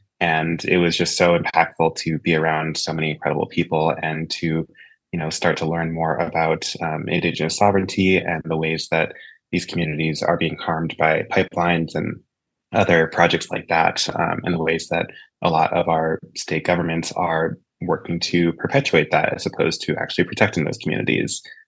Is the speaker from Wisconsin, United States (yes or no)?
yes; Madison, Wisconsin, United States; moved away as an adult; now in Twin Cities, United States; I grew up in Madison, Wisconsin, and grew up around a family that was very involved in activism and cared a lot about social issues, environmental issues